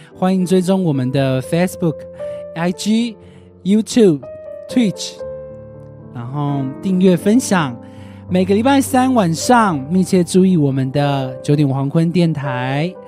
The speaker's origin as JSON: {"language": "Chinese", "region": "Kaohsiung", "country": "Taiwan", "said": "我是高雄人， 我是高雄小港人"}